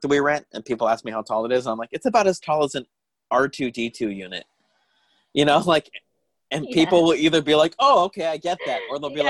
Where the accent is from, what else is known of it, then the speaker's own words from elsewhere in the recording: Tucson, Arizona, United States; now in Los Angeles, United States; Tucson, Arizona.